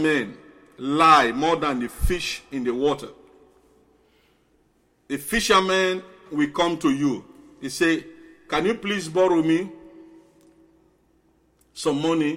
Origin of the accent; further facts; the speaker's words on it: Bonthe, Southern Province, Sierra Leone; moved away; I am an islander. I came from Bond Island.